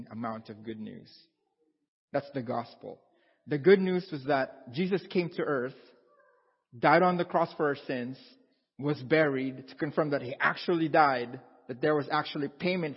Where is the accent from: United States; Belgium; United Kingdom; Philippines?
Philippines; moved away as an adult; now in Canada; I'm from a tropical country. I was born and raised in the Philippines